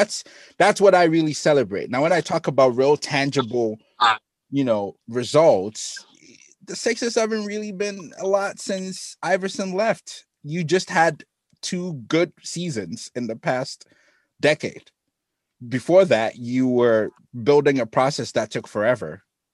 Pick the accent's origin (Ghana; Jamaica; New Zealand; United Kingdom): Ghana; moved away; I'm from Ghana